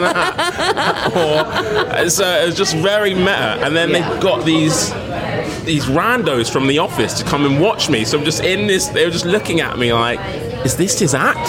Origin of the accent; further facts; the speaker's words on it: London, United Kingdom; Grew up and in Lewisham, so I haven't I haven't gone very far at all